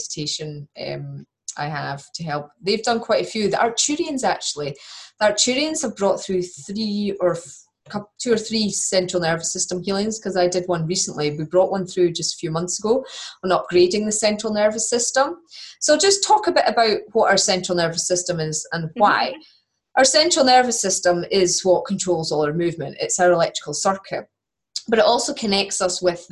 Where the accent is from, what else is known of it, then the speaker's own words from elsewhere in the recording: Scotland, United Kingdom; accent: Scottish; my Scottish accent